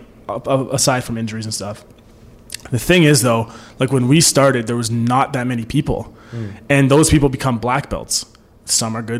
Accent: Canada; I'm very Canadian, though.

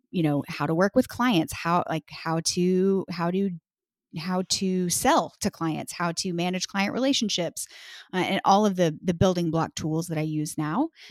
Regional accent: Texas, United States; moved away as an adult; now in Washington, D.C., United States; I'm actually from, born and raised in Texas, and we lived in Texas for our whole lives until twenty seventeen

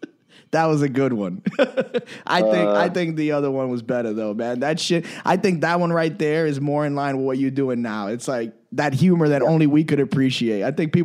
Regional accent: New York, United States; moved away; Just because I'm fucking from New York

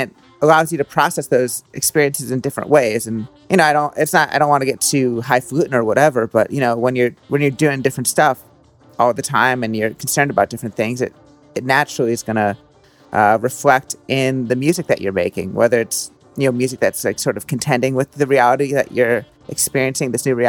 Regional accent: Philadelphia, Pennsylvania, United States; also born or lived in Brooklyn; now in New Jersey, United States; I grew up in like outside Philadelphia

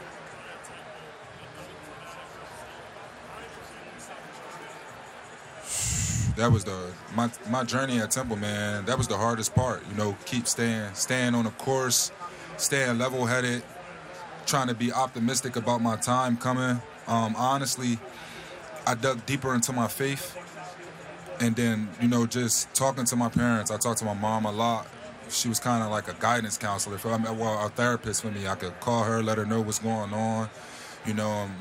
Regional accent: Philadelphia, Pennsylvania, United States; playing for my hometown team

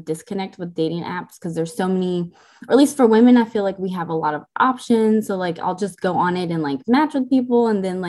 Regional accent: Lewisville, Texas, United States; also born or lived in Chicago, Illinois; I'm originally from Chicago, Illinois. I lived there until I was 10. And then I moved here to Lewisville, Texas. So the northern DFW area. I've lived here since I was 10

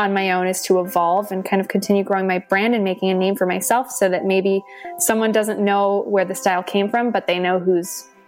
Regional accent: California, United States; growing up in California

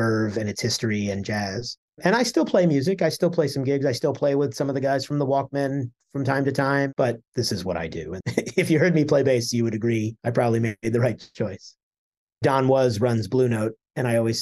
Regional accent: Washington, District of Columbia, United States; I grew up in Washington, D.C.

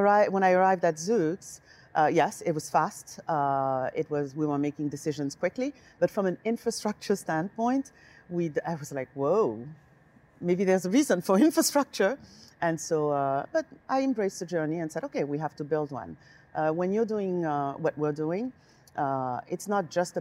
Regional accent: Senegal; also born or lived in Paris, France; now in United States; I was born in Senegal, West Africa

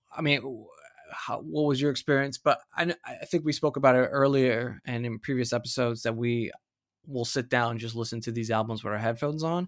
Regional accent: United States; now in Australia; an American living living here

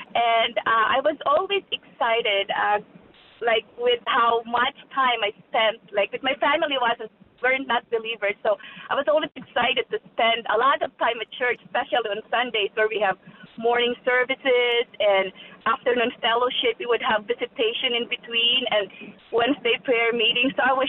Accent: Philippines; now in Indiana, United States; I grew up in the Philippines. I became a Christian at 15. So I came out of the Catholic Church.

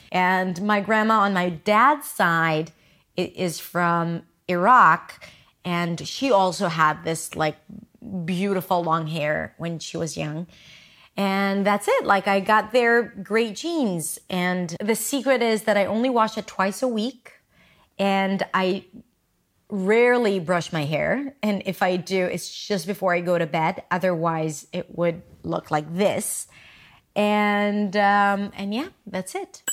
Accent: Petah Tikva, Central District, Israel; English is a second language; now in Tel Aviv, Israel; I was born and raised in Israel. I grew up in Petah Tikva, and now I live in Tel Aviv

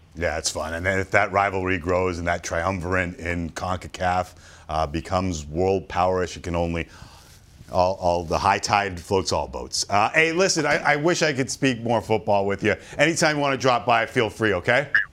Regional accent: Toronto, Ontario, Canada; I grew up in Toronto around a lot of Italians

